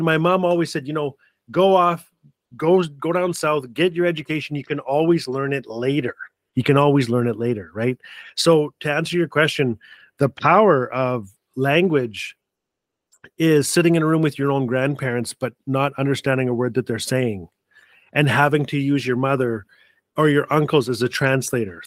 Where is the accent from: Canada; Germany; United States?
Canada; Fort Smith, Northwest Territories; also born or lived in Calgary, Alberta; now in Edmonton, Canada; I live in Edmonton, Alberta, Treaty Six Country, and I was born and raised in the most beautiful little town in all of Canada, Fort Smith, Northwest Territories